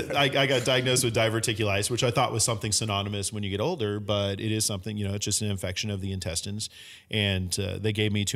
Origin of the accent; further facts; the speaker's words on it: San Francisco, California, United States; growing up in San Francisco